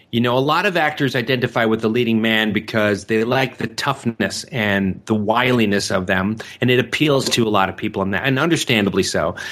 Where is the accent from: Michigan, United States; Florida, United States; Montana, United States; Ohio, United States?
Michigan, United States; Detroit; I grew up actually on the west side of Detroit when I was a kid at Six and Livernois